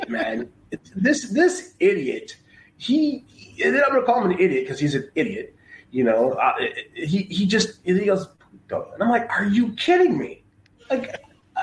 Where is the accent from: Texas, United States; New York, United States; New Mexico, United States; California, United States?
Texas, United States; moved away; I'm from Texas as well.